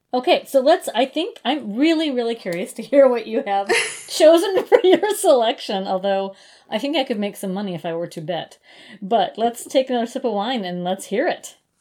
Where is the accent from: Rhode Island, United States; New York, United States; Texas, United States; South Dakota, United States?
South Dakota, United States; Brookings; also born or lived in Minneapolis, Minnesota; in Brookings, actually uh, in South Dakota um, you can have a municipal liquor store, and that's what my hometown has